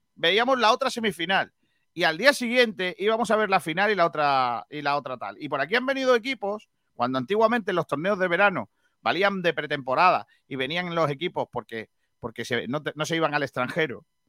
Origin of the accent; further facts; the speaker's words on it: Málaga, Andalusia, Spain; yo nací en la Cruz Roja enfrente del estadio de la Rosaleda